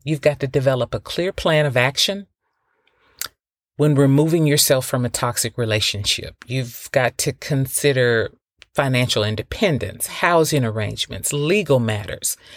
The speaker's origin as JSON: {"language": "English", "region": "the South", "country": "United States", "moved": "yes", "said": "I'm from the South"}